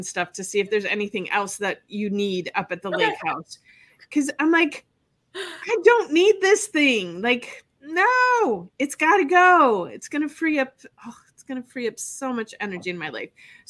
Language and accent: English; Wisconsin, United States; now in Florida, United States; I'm from Wisconsin